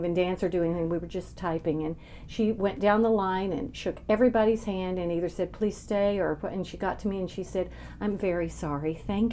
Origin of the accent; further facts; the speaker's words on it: Lubbock, Texas, United States; moved away as an adult; now in New York, United States; I'm from Lubbock, Texas, and I went to Texas Tech University, which is in my hometown.